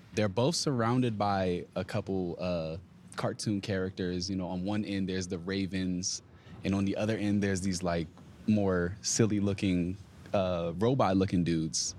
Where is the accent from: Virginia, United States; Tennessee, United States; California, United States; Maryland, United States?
Virginia, United States; I'm from Virginia, so I'm from the area.